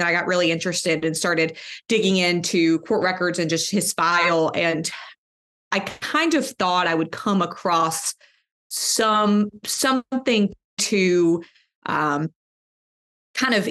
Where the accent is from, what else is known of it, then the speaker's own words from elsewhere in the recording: Birmingham, Alabama, United States; Now, I live in Birmingham. I'm from Birmingham.